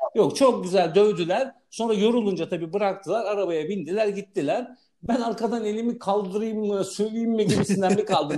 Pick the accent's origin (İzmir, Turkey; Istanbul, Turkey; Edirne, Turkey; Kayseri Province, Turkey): Istanbul, Turkey; orada büyüdüm